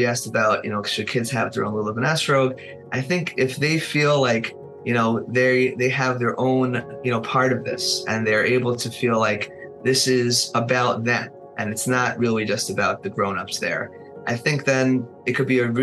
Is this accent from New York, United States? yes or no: yes; Monsey, New York, United States; I grew up in Muncie, I think I mentioned before, so I went to Ashar